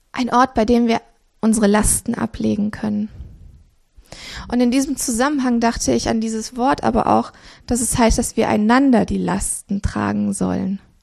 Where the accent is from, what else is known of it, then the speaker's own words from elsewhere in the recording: Romania; now in Cologne, Germany; ich bin in Rumänien geboren worden, 84.